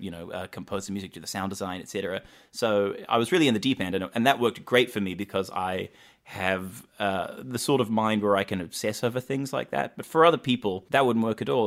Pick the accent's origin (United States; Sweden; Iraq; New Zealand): New Zealand; I grew up in New Zealand